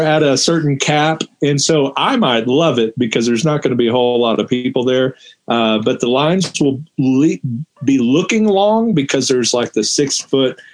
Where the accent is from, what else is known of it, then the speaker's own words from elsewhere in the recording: California, United States; also born or lived in Texas; now in New Mexico, United States; we're from Texas, and I'm really from California